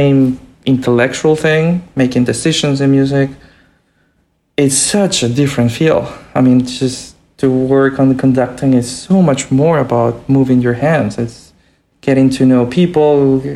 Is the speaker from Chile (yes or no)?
yes; Santiago, Santiago Metropolitan Region, Chile; moved away as an adult; also born or lived in Boston; I was born in Santiago in Chile, and you know, there were not many opportunities, you know, there. But I finished, you know, what I could there